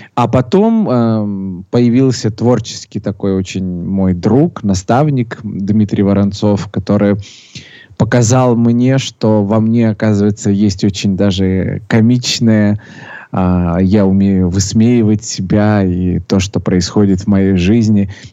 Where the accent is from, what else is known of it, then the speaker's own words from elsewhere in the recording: Sochi, Krasnodar Krai, Russia; родился я в городе э, Сочи